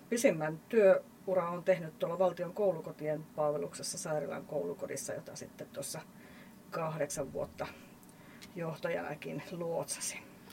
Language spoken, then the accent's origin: Finnish; Lieksa, North Karelia, Finland; mä oon tuolta Pohjois-Karjalasta, Lieksasta lähtöisin